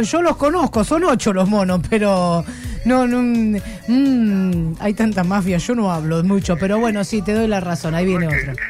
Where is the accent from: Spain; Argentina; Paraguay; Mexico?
Argentina; soy argentina